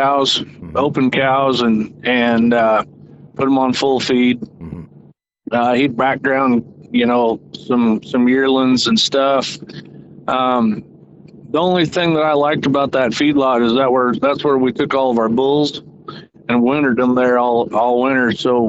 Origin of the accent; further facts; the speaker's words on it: Gordon, Nebraska, United States; now in Camden, United States; I grew up in northwest Nebraska in the Sand Hills, a little town called Gordon